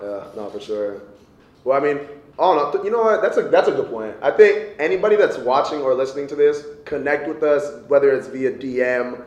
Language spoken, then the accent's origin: English; Diamond Bar, California, United States; I was born and raised in um, Southern California